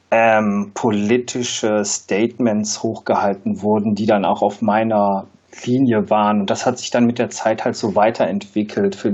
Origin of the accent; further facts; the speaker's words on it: Mönchengladbach, North Rhine-Westphalia, Germany; ich komme ursprünglich aus Mönchengladbach und da geht man dann oder ging früher zum Bökelberg, zur Borussia